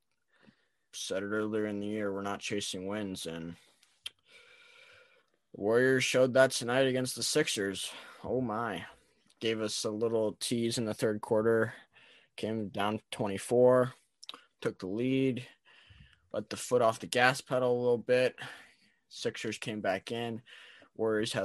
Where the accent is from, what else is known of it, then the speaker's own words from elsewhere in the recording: Canada; also born or lived in United States; I'm also Canadian, but Canadian-American dual citizen